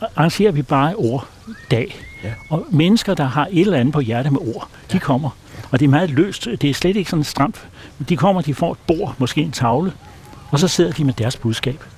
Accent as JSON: {"language": "Danish", "town": "Copenhagen", "region": "Capital Region of Denmark", "country": "Denmark", "tie": "born or raised there", "moved": "as an adult", "lives_now": "Nyord, Denmark", "said": "jeg var født i København og startede også job"}